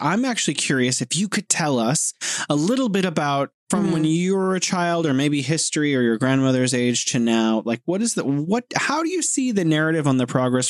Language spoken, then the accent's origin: English; California, United States; now in Beijing, China; I'm originally from California, the Golden State, and living here in sunny, beautiful Beijing, City of Museums.